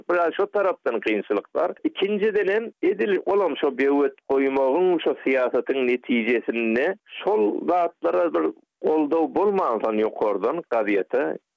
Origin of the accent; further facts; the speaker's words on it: Turkmen Sahra, Golestan, Iran; men bilişine Türkmen sehradan olsanım